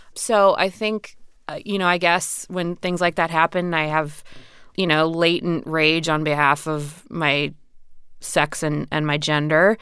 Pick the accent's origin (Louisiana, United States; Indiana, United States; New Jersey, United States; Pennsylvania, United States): Indiana, United States; rural; moved away; I grew up in a rural area in Indiana